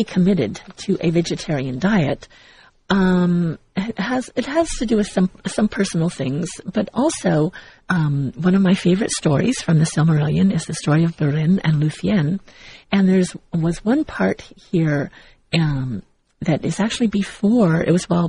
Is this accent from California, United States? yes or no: yes; Southern California, United States; also born or lived in Missouri; growing up as a child, I grew up here in Southern California, and at one point when my mother was married to my stepfather, we moved to Missouri and lived on a farm